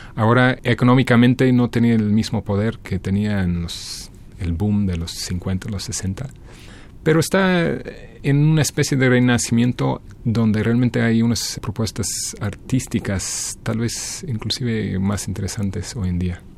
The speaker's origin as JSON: {"language": "Spanish", "town": "Detroit", "region": "Michigan", "country": "United States", "tie": "born or raised there", "second_language": "Spanish", "moved": "as an adult", "lives_now": "Mexico City, Mexico", "said": "Mi pueblo natal, que es Detroit"}